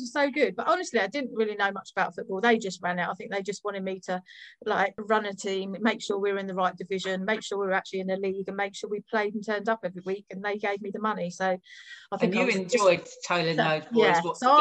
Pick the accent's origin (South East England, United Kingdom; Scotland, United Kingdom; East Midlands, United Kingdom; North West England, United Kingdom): South East England, United Kingdom; Redhill; I grew up in Red Hill